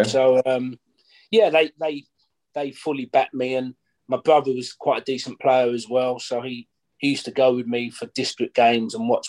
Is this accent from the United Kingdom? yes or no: yes; Goodmayes, London, United Kingdom; also born or lived in Barking / Ilford; Yeah, I was born in Barking, but I lived in Goodmayes.